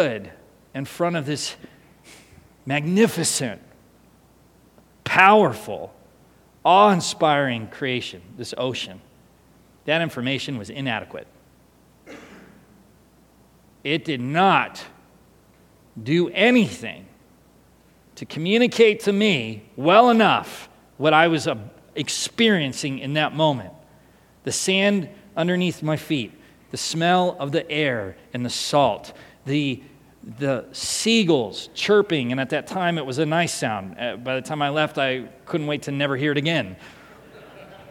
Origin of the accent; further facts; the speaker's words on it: San Diego, California, United States; also born or lived in Seattle, Washington; in 1988, we moved from Seattle to San Diego, California.